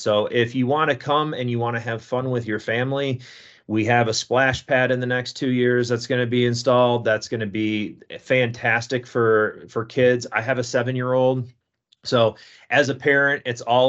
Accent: East Coast, United States; moved away as an adult; now in Grand Haven, United States; I grew up on the East Coast, and my wife drug me out to the West Coast

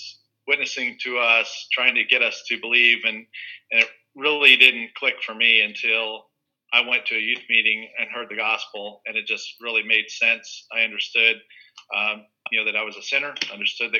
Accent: Bucks County, outside Philadelphia, Pennsylvania, United States; I was born and raised outside of Philadelphia in Bucks County.

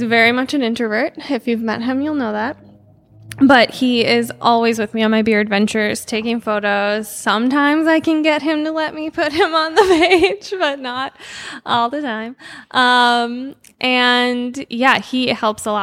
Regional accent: Ramsey, Minnesota, United States; I grew up in Ramsey, which is just north of here.

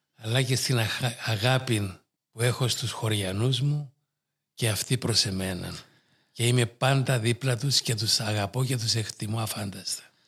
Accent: Nicosia District, Cyprus; ξεκινούσα από εκεί περπατητός και κατέληγα στο Παγκύπριο Γυμνάσιο απέναντι από την Αρχιεπισκοπή

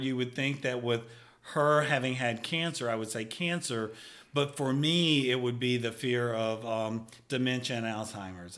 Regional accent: Picayune, Mississippi, United States; I was born and raised in Picayune, Mississippi, and I actually grew up on Goodyear Boulevard

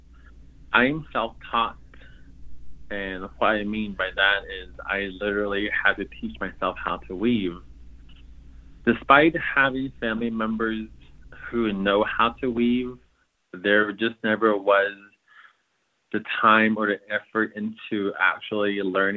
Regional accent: Rock Point, Arizona, United States; I am Dene from the Navajo Nation, and I reside in a place called Rock Point, Arizona

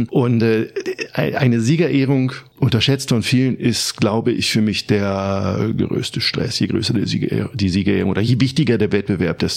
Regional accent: Germany; Ich bin aufgewachsen in ostdeutsch Das ist eine kleine Stadt in der Nähe von Bremen.

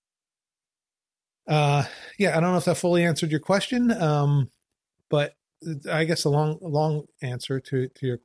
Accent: Trenton, New Jersey, United States; growing up in Trenton

